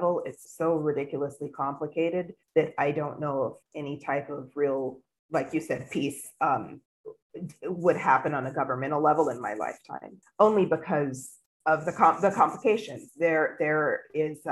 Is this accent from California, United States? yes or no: yes; California, United States; moved away as an adult; now in Hadera, Israel; I'm originally from California